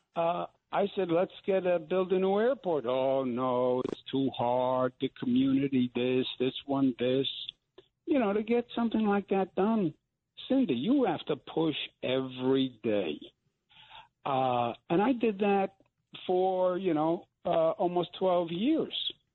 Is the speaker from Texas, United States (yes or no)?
no; New York, United States; I'm from New York